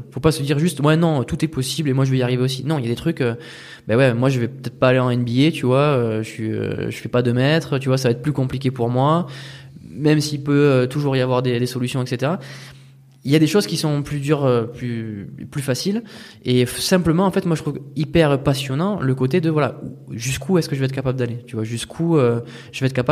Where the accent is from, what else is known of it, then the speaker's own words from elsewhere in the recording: France; moved away; Non, moi, j'étais que en France.